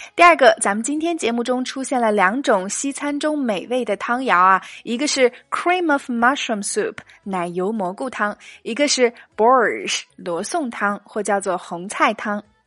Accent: northern China, China; 作为一个北方人

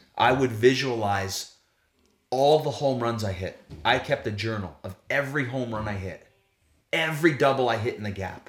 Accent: United States; as an American player

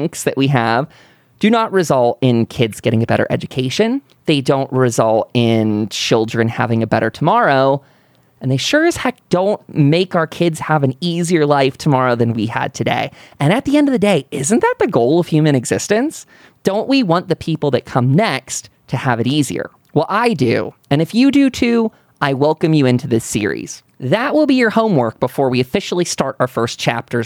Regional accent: United States; As an American patriot

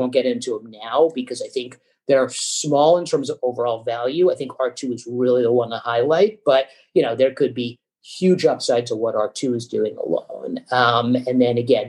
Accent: Hartford, Connecticut, United States; I grew up in Hartford, Connecticut

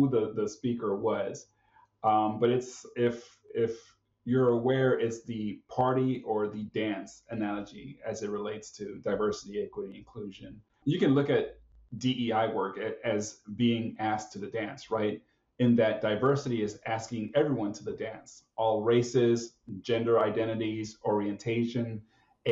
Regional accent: South Florida, United States; moved away as an adult; now in Washington, United States; I was born and raised in South Florida as a first-generation American born of Nicaraguan parents.

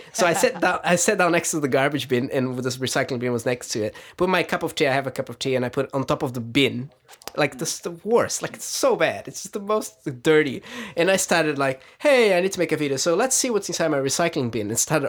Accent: Brazil; moved away as an adult; now in New Zealand; I was born in Brazil, yeah. I lived there until I was 20, and then

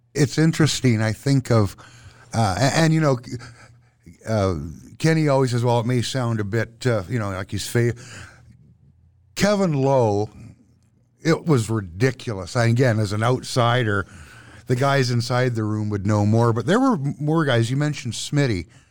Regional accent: Vancouver, British Columbia, Canada; now in Edmonton, Canada; I'm from Vancouver

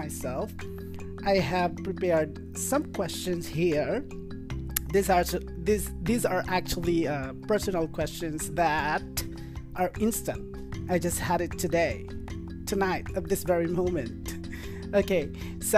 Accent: Philippines; I am Filipino

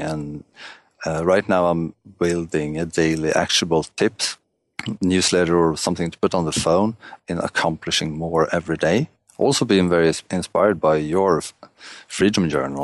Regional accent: Stockholm, Stockholm County, Sweden; I'm, uh, from Stockholm, Sweden

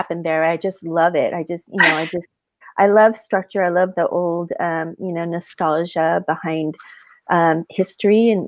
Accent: Carson, California, United States; born or raised there; also born or lived in Torrance, California / Wilmington, California / San Diego, California; now in Orange County, United States

